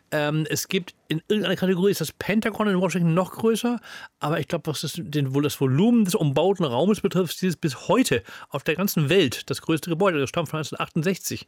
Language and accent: German; Hamburg, Germany; als Hamburger Schüler